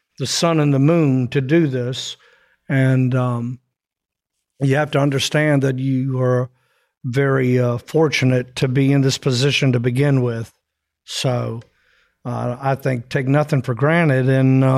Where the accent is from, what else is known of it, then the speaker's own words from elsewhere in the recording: Virginia, United States; moved away; my little life growing up in Virginia